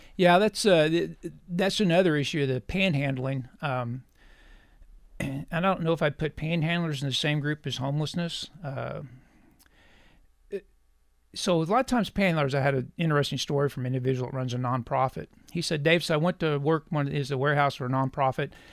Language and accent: English; Cassville, Missouri, United States; also born or lived in McDonald County, Missouri / Springfield, Missouri; I am a native of Missouri, uh, raised on a farm in Southwest Missouri, McDonald County. We later moved to Berry County, graduate of Cassville High School